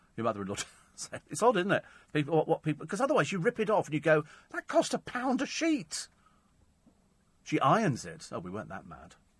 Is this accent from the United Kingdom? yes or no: yes; Bromley, London, United Kingdom; I was born in Bromley, although I was very young at the time.